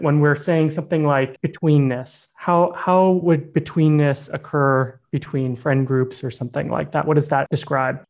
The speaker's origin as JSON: {"language": "English", "town": "Yangon", "region": "Yangon Region", "country": "Myanmar", "tie": "born or raised there", "moved": "yes", "said": "I grew up in Myanmar. That I spent 11 years there"}